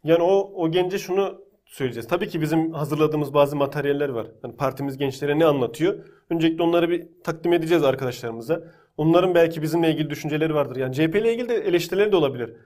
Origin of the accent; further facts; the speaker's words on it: Konya, Turkey; ben Konya'da büyüdüm.